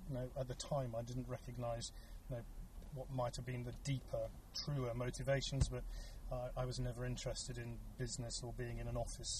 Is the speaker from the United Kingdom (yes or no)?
yes; United Kingdom; As those listening can tell, I'm clearly British